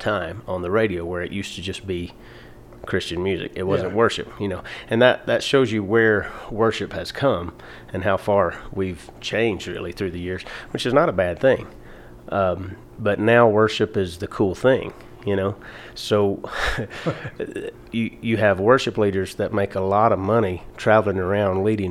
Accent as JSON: {"language": "English", "town": "Atlanta", "region": "Georgia", "country": "United States", "tie": "born or raised there", "moved": "yes", "lives_now": "Denver, United States", "said": "I grew up in Atlanta, Georgia"}